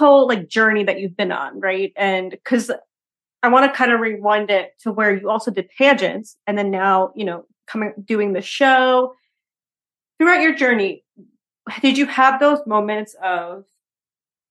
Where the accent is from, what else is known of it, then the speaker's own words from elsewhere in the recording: Long Island, New York, United States; also born or lived in Hartford, Connecticut; I'm from Long Island, New York